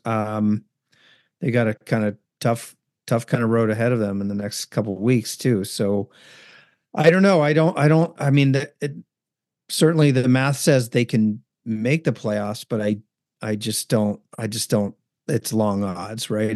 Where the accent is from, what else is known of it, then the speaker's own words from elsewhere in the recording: Northern California, United States; moved away as an adult; I grew up in Northern California before the Sharks were there